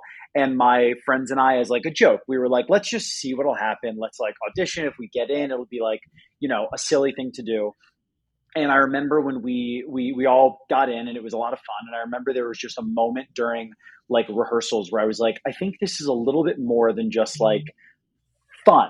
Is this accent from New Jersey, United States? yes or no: yes; New Jersey, United States; I'm from Jersey originally.